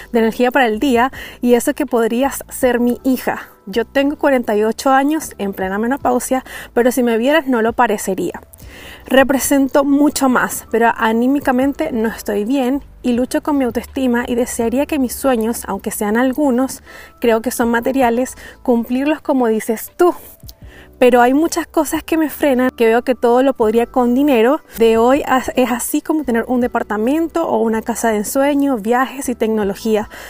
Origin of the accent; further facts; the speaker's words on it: Antofagasta, Chile; Yo soy de Chile y más específico de Antofagasta.